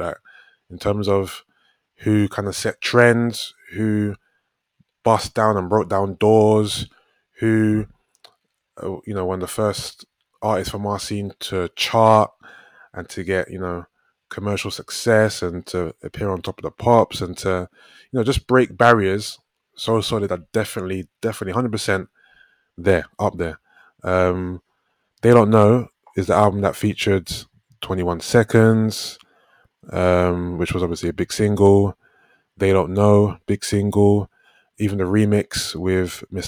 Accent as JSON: {"language": "English", "region": "London", "country": "United Kingdom", "said": "I'm from South London"}